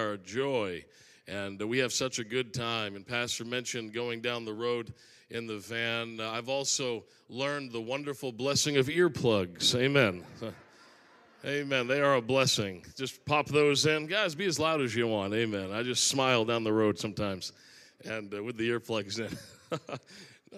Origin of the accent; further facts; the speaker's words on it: Maine, United States; I'm from Maine